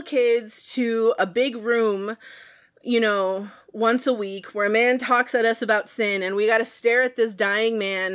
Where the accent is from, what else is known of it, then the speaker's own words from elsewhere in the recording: San Antonio, Texas, United States; I grew up in San Antonio, Texas